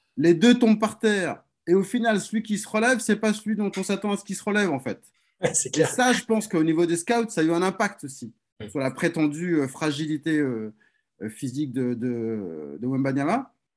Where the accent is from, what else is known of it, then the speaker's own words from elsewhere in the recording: France; chez nous, en France